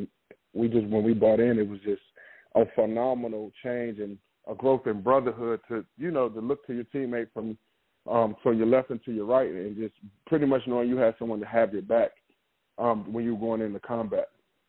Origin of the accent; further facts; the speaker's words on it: Richmond, Virginia, United States; I'm from Richmond, Virginia.